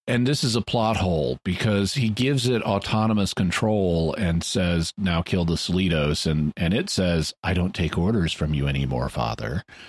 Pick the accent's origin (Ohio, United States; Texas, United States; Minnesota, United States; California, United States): Texas, United States; Corpus Christi; Corpus Christi, my hometown, my, or my birth town